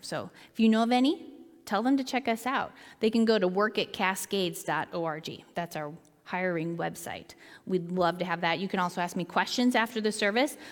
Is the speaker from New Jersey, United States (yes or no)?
no; Seattle, Washington, United States; moved away as an adult; also born or lived in Willamette Valley, Oregon; I grew up in Seattle